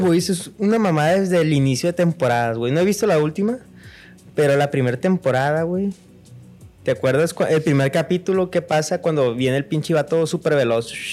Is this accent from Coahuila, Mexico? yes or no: no; Sinaloa, Mexico; accent: Sinaloan; un sinaloense, a, pesar de que se burlan en, otros lugares de nuestro acento y cómo hablamos.